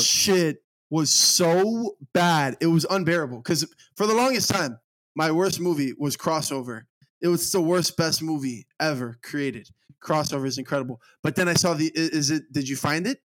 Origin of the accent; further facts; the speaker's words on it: Miami, Florida, United States; I'm a Miami native, and I love Miami to the core of me